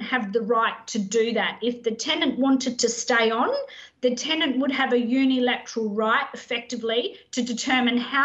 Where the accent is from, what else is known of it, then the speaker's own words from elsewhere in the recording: Adelaide, South Australia, Australia; now in Queensland, Australia; I'm not a Queenslander by birth. I'm married to a Queenslander. I'm actually an Adelaide girl, so I've converted.